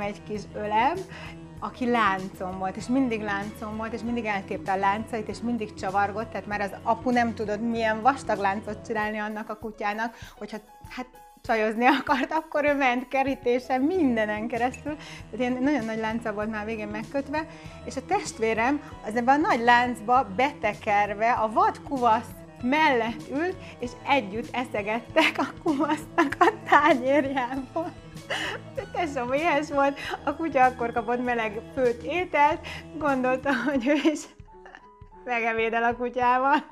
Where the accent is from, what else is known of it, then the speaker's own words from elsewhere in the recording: Zebegény, Pest, Hungary; also born or lived in Budapest; Én Budapesten születtem, de nagyon pici baba voltam, amikor kiköltöztünk Zebegénybe, a Dunakanyarba